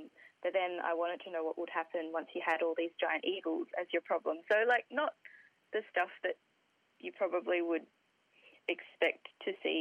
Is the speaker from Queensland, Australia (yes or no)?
no; Sydney, New South Wales, Australia; I grew up in the Hills District in Sydney.